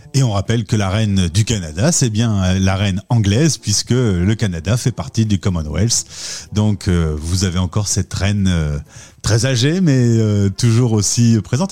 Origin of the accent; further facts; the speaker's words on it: France; Nous, Français de France